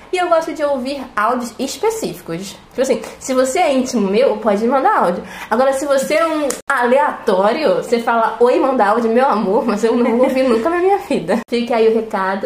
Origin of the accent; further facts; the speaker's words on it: Rio de Janeiro, Brazil; Eu tenho 22 anos, eu sou carioca